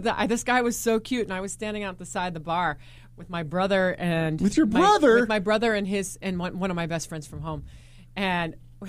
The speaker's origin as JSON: {"language": "English", "region": "Ohio", "country": "United States", "said": "I'm from Ohio."}